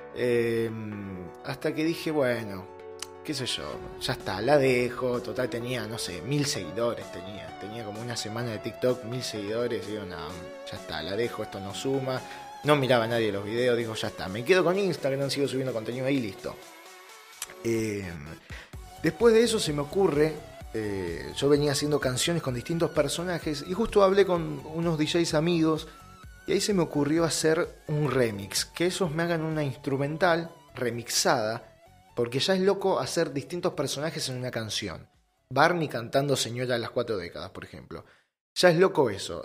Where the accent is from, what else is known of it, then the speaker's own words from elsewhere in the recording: Lomas de Zamora, Buenos Aires Province, Argentina; yo soy de Loma de Zamora, de zona sur. Eh, en Buenos Aires, zona sur.